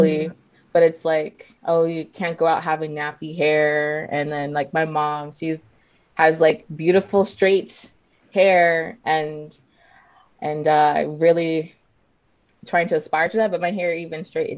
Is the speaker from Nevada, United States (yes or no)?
yes; Las Vegas, Nevada, United States; in Vegas, we have a large like Latinx population